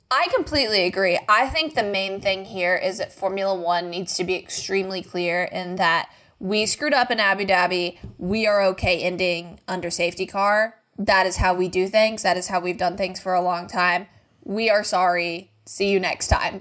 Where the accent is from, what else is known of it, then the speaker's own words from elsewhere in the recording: United States; I'm an American